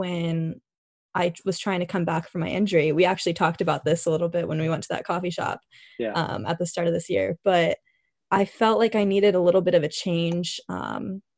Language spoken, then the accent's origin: English; San Jose, California, United States; growing up in San Jose